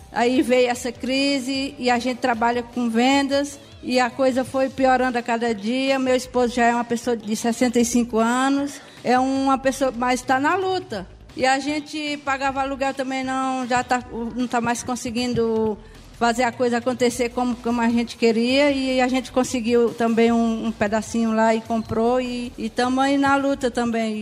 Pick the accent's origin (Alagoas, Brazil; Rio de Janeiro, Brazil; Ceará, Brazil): Ceará, Brazil; moved away as an adult; now in São Leopoldo, Brazil; Eu não sou daqui do sul, eu sou cearense. Moro aqui há cinco anos.